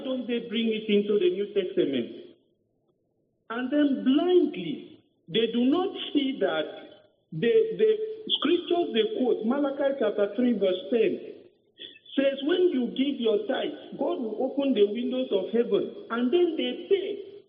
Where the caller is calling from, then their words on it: Calabar, Cross River, Nigeria; I'm calling from Calabar.